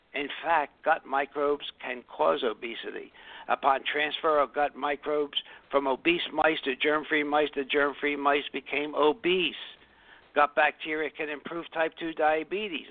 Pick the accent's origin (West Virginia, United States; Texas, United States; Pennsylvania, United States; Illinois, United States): Pennsylvania, United States; Philadelphia; I grew up in South Philadelphia